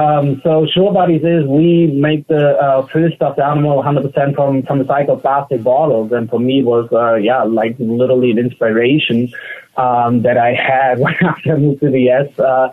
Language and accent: English; Germany; Like I feel in Germany, you kind of grow up with a very green mindset